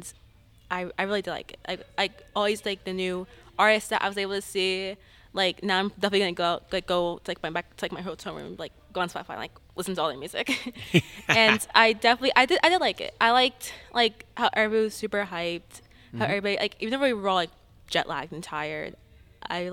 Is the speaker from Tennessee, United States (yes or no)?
no; Long Island, New York, United States; I'm from Long Island, New York